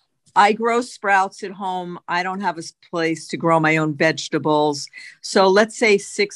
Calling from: Boca Raton, Florida, United States; I'm calling in from Boca Raton.

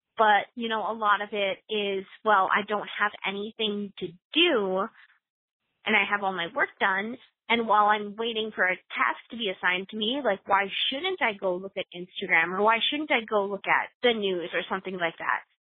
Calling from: Twin Cities, Minnesota, United States; I'm calling from the Twin Cities area.

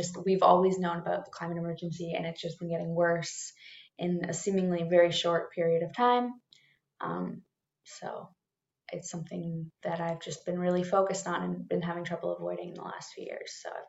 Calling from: Toronto, Ontario, Canada; I'm coming from Toronto, or Treaty 13

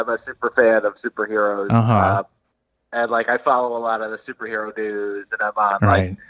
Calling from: Albany, New York, United States; I'm calling it from Albany.

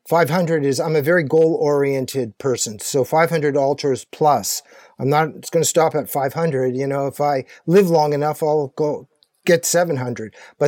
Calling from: Kingston, New York, United States; I'm joining you from Kingston, New York, and I live most of my life in New York City.

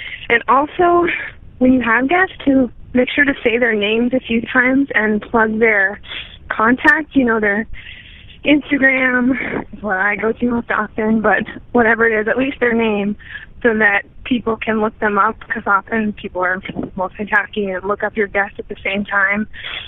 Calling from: Seattle, Washington, United States; calling you from Seattle.

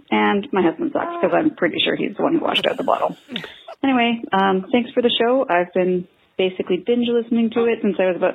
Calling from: Victoria, British Columbia, Canada; Hi, One Bad Mother. I'm calling from Victoria, British Columbia with a fail.

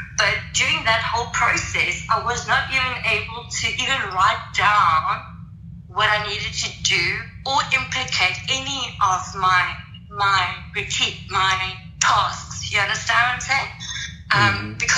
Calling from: South Africa; Sorry if you can't hear me. I'm praying from South Africa.

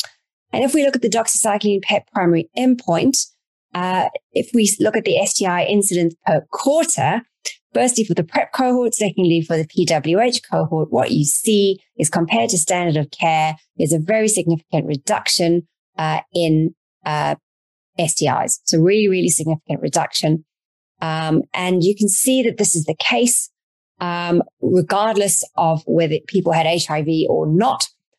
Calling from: Canada; I am dialing in from Canada, a very beautiful part of Canada

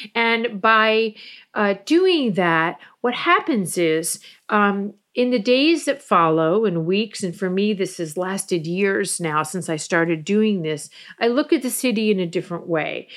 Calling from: Fort Lauderdale, Florida, United States; I'm calling from Fort Lauderdale, Florida

